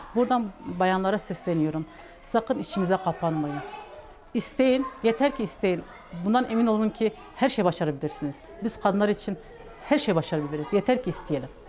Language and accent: Turkish; Batman Province, Turkey; 1976 ee, Batman doğumluyum.